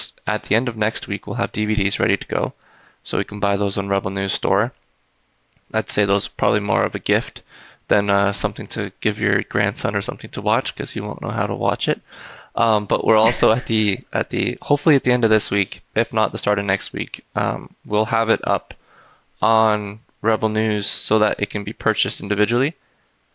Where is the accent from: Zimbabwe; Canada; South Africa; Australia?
Canada; I'm Canadian